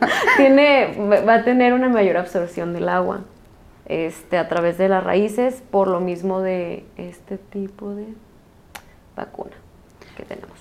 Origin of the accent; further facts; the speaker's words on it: Jalisco, Mexico; nosotros que somos de Jalisco